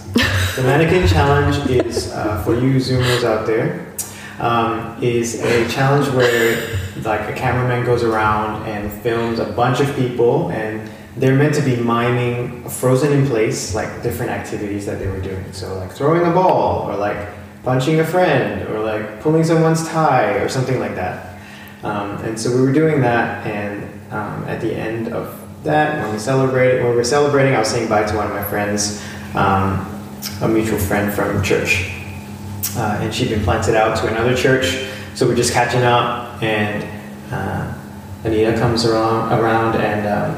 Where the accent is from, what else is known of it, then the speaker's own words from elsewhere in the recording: Singapore; also born or lived in Hong Kong; Yeah, I grew up in Singapore. I stayed there for the first 14, 15 years of my life, and then I went to Hong Kong with my dad. He went there for work, and I went to an international school there. That's where I picked up my accent